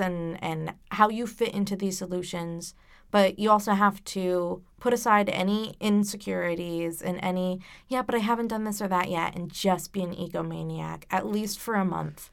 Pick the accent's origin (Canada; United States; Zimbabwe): United States; Warwick, Rhode Island; I grew up in Gatsby, Warwick